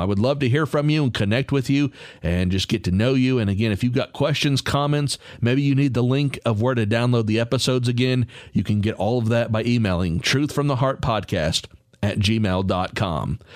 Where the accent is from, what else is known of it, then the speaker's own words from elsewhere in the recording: Texas, United States; I'm from Texas